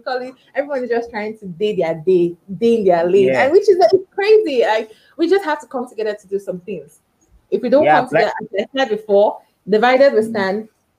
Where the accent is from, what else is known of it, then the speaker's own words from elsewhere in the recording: Nigeria; I'm from Nigeria. Just what differentiates us is our accent.